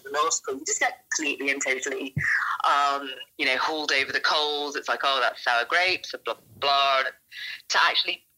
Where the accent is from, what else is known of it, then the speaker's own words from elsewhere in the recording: Australia; I'm Australian.